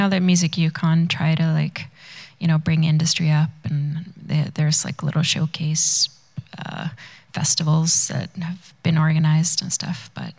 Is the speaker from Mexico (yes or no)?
no; Sweden; moved away as an adult; also born or lived in Vancouver, Canada; now in Whitehorse, Canada; I grew up in Sweden, which is north, and then I've lived, I guess, 8 years now in Whitehorse, so I definitely feel more like a northerner than a southerner.